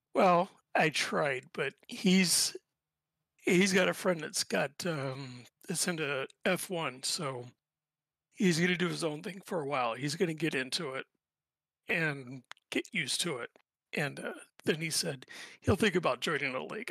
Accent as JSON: {"language": "English", "town": "Indianapolis", "region": "Indiana", "country": "United States", "tie": "born or raised there", "also_born_or_lived": "near Chicago", "moved": "yes", "lives_now": "Chicago, United States", "said": "I'm from originally from Indianapolis. I grew up there. Uh, right now I'm living in just outside of Chicago."}